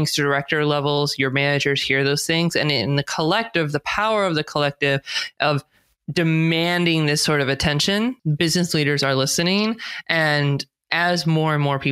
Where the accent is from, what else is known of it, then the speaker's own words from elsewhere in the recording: California, United States; accent: American; I speak with an American accent. I was born and raised in California, so I'm a U.S. citizen.